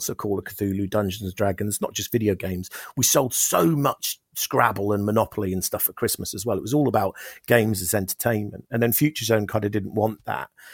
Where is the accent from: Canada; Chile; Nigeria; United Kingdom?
United Kingdom; Oxford, South East England; we're from Oxford